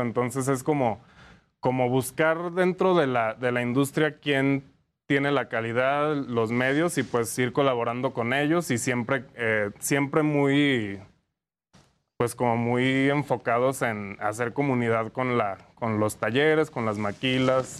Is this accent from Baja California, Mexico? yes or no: no; Lagos de Moreno, Jalisco, Mexico; now in Mexico City, Mexico; Somos de Jalisco, eh, eh, somos de Lagos de Moreno